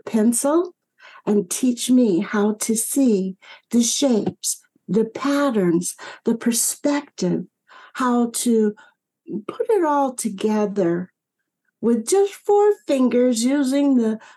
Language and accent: English; Michigan, United States; growing up in Michigan